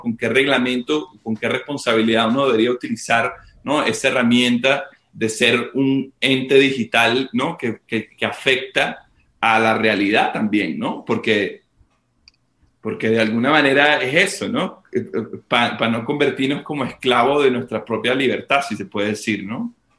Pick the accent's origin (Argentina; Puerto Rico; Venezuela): Venezuela; desde nuestra posición como, como venezolanos